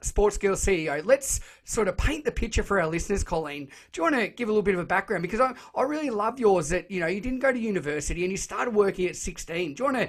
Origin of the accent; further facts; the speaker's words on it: Shepparton, Victoria, Australia; Growing up in Shepparton, every Saturday morning before I played cricket or football